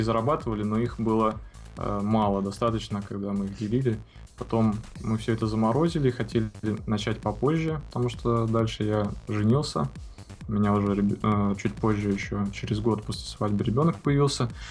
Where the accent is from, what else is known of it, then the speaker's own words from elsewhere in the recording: Saint Petersburg, Russia; живем в одном доме э, через парадную, такой питерской многоэтажке. Родился в Ленинграде